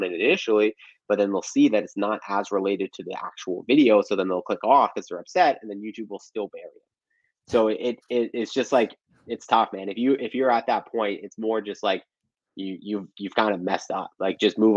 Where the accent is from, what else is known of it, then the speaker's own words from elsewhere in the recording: Canada; as a Canadian